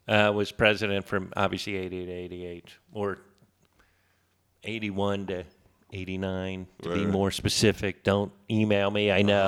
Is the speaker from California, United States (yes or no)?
no; Florida, United States; I grew up in Florida for a little bit.